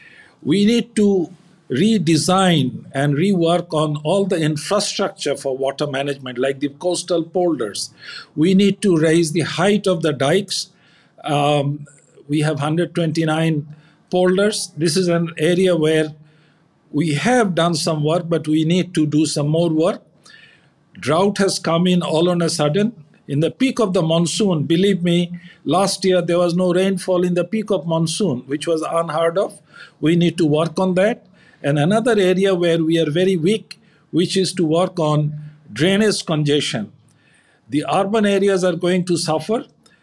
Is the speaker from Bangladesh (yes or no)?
yes; Khulna, Khulna Division, Bangladesh; I'm a son from Khulna. I come from that area